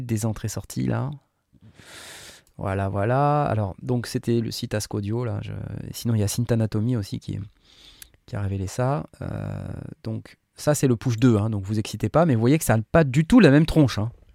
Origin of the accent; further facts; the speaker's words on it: France; on est Français nous aussi